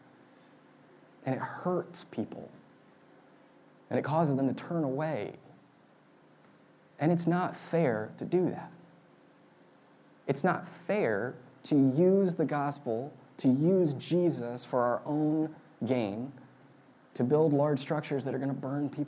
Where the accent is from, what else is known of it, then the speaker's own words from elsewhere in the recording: Marin County, California, United States; I grew up in Marin County, which is where Star Wars was born